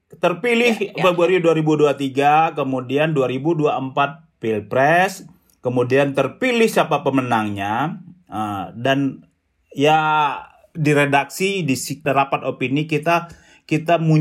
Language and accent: Indonesian; Padang, West Sumatra, Indonesia; Semen Padang itu klub sepak bola kampung saya Lisa